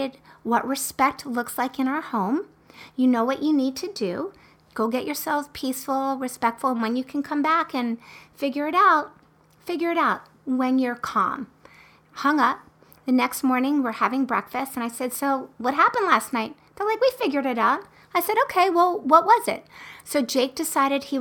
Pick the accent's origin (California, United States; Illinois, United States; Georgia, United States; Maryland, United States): Maryland, United States; Baltimore; I also went to the University of Maryland, and I was born in Baltimore